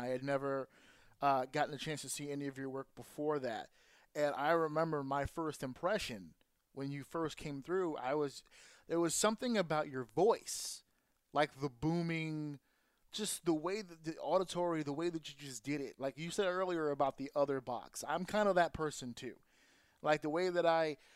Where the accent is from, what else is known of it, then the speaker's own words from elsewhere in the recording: New York, United States; I'm from New York.